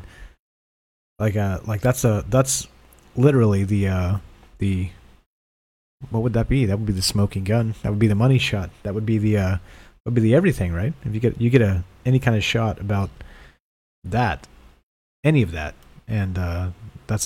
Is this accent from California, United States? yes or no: yes; near Mount Shasta, California, United States; I spent a lot of time growing up near Mount Shasta